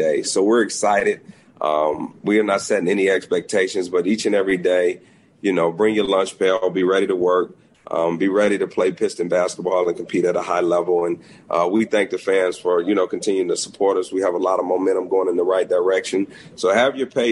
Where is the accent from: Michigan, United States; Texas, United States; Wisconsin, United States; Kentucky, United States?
Michigan, United States; Detroit; I live in Detroit, which I think is important. This is my hometown.